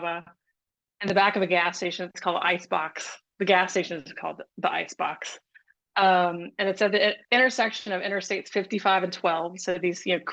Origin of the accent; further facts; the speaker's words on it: Mississippi, United States; growing up in Mississippi